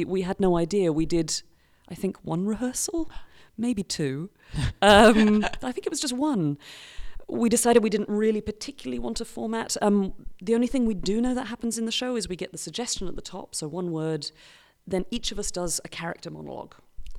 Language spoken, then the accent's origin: English; United Kingdom; I'm British